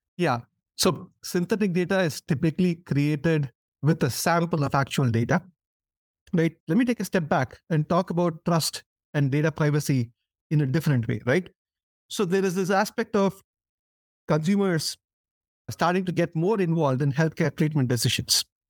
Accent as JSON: {"language": "English", "country": "India", "tie": "born or raised there", "moved": "as an adult", "said": "as a kid growing up in India"}